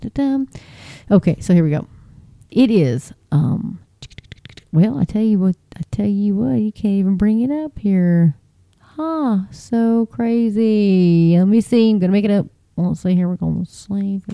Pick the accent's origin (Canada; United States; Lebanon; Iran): United States; Texas; as a Texan